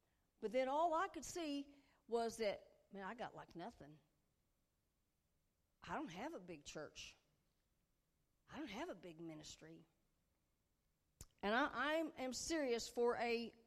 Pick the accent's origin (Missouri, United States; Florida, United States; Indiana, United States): Missouri, United States; Puxico; I've never lived more than 50 miles from my hometown of Puxico